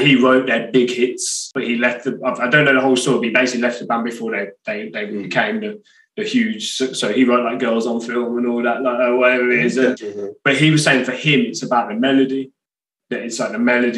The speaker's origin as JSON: {"language": "English", "town": "Birmingham", "region": "West Midlands", "country": "United Kingdom", "said": "from Birmingham"}